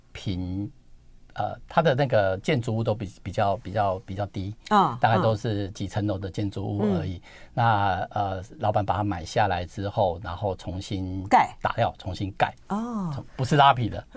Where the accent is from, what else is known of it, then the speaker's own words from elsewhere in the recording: Kaohsiung, Taiwan; 我是高雄人。